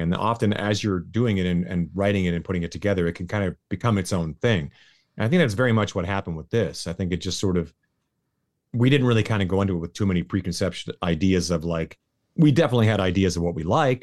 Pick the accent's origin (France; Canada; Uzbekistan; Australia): Canada; now in Las Vegas, United States; I'm Canadian